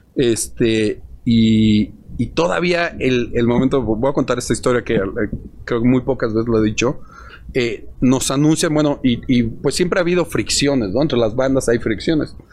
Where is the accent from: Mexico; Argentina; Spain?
Mexico; somos de México, tenemos una banda de rock acá